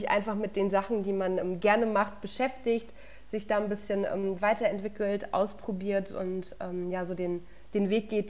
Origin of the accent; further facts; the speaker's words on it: Würzburg, Bavaria, Germany; born there; Ich bin ja in Würzburg geboren und meine Familie kommt auch von hier und ich bin Clubfan.